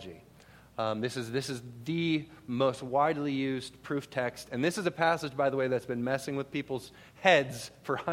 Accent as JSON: {"language": "English", "region": "Minnesota", "country": "United States", "moved": "yes", "said": "I'm originally from Minnesota, and my wife and I actually lived up in the Twin Cities for a while"}